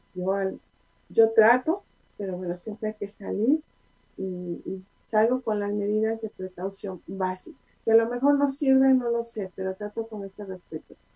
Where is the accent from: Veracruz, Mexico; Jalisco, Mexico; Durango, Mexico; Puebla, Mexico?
Puebla, Mexico; Como buena poblana